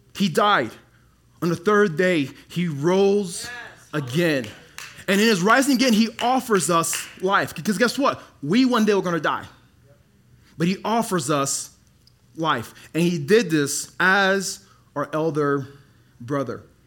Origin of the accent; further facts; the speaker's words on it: Dallas, Texas, United States; also born or lived in Congo; now in Colorado, United States; I grew up in Dallas